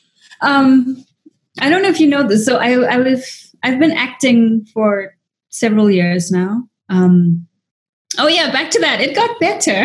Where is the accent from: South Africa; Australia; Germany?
South Africa; moved away as an adult; also born or lived in Dubai / Taipei; now in United States; as an Indian actress in South Africa